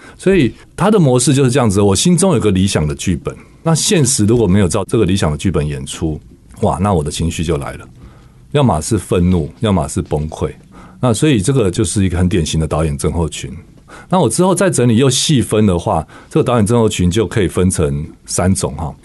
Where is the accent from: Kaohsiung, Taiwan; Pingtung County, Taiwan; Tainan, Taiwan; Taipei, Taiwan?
Taipei, Taiwan; 我小时候只是在台北长大，我家在植物园的对面